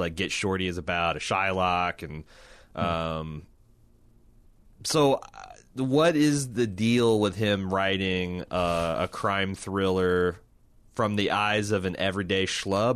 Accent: Indianapolis, Indiana, United States; we're from Indianapolis

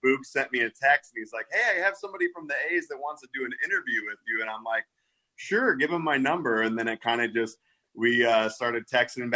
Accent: Midwest, United States; now in Naperville, United States; I'm from the Midwest.

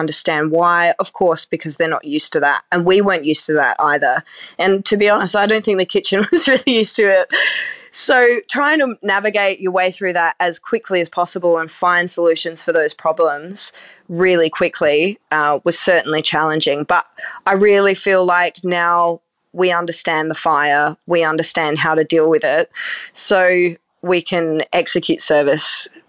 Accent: South Australia, Australia; my best friend, I've known since I was, you know, 13 years old. We grew up together in the Barossa. So it's certainly a community.

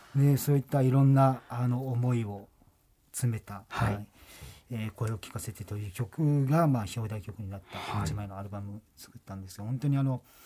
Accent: Amami Ōshima, Kagoshima, Japan; 僕もともと奄美の生まれで、はい、奄美大島のその島唄をずっと高校生の時から歌ってきた

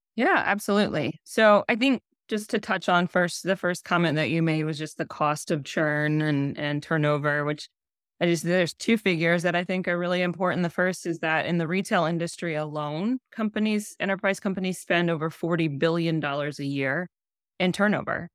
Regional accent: Columbus, Ohio, United States; born and raised in Columbus, Ohio, and so, yes, I am a Buckeye

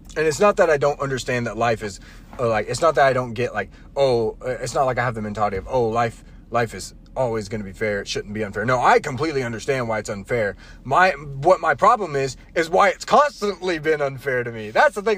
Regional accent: North Carolina, United States; We we were all born and raised in North Carolina.

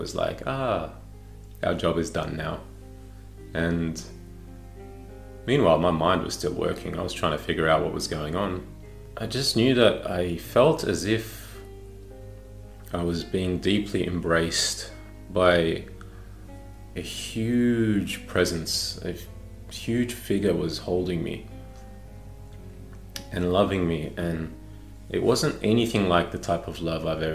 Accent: Melbourne, Victoria, Australia; I was born and raised in Melbourne, Australia

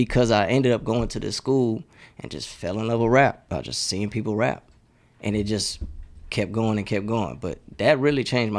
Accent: Houston, Texas, United States; so I grew up in a neighborhood called Farm Meadow. I went to Welch Middle School. I was zoned to Westbury, but I ended up going to Westside High School.

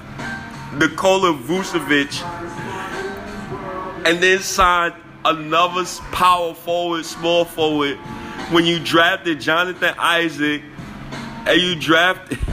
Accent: New York City, New York, United States; I'm from Harlem.

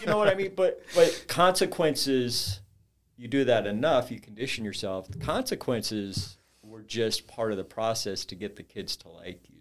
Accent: Orange County, Southern California, United States; now in Saint Louis, United States; I grew up in Southern California, Orange County.

